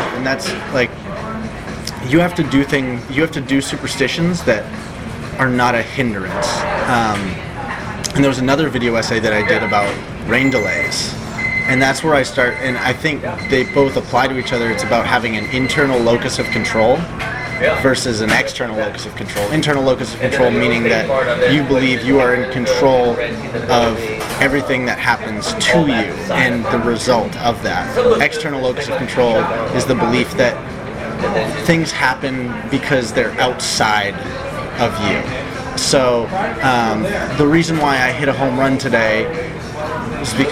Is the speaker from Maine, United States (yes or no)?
yes; Portland, Maine, United States; I grew up in Portland, Maine